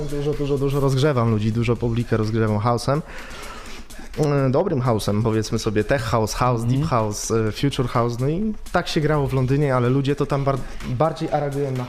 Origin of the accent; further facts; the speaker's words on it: Lubań, Lower Silesian Voivodeship, Poland; moved away; also born or lived in England; pochodzę z Lubania